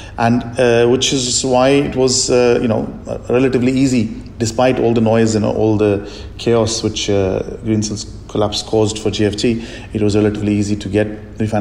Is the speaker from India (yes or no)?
yes; India; moved away; I'm from India and still have a lot of friends and family there